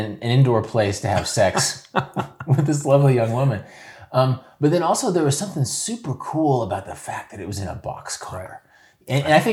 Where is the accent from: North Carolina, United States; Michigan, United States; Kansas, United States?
Kansas, United States; moved away as an adult; also born or lived in Oregon / Seattle / South Korea; I was a kid from Kansas